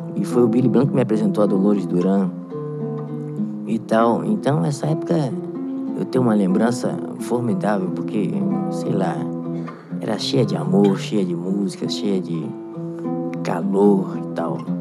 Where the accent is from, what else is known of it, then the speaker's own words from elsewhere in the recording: Rio de Janeiro, Brazil; also born or lived in Varre-Sai, Rio de Janeiro; Eu morei em São Cristóvão, fui criado em São Cristóvão